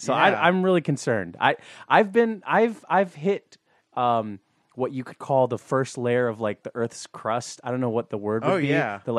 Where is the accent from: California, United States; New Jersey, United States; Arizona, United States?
New Jersey, United States; Montclair; there is a CrossFit gym in my hometown of Montclair.